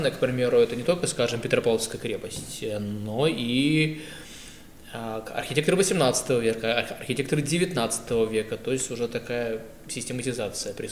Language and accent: Russian; Saint Petersburg, Russia; я вырос на э, гражданке.